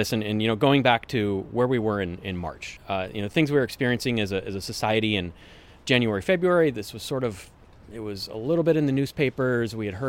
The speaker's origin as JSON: {"language": "English", "town": "Woodinville", "region": "Washington", "country": "United States", "tie": "born or raised there", "lives_now": "Kirkland, United States", "said": "I grew up in Woodinville. Haven't really gone far from home. I live in Kirkland currently. Went to the UW, went to Woodinville High School"}